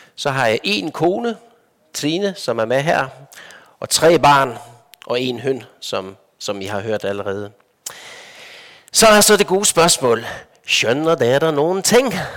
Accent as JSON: {"language": "Danish", "country": "Denmark", "tie": "born or raised there", "also_born_or_lived": "Copenhagen / Lofoten", "moved": "as an adult", "said": "Jeg er vokset op i Danmark"}